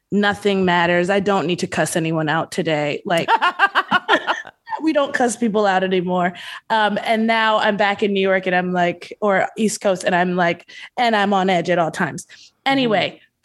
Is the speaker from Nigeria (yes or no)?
yes; Nigeria; I'm allowed to say this because I'm Nigerian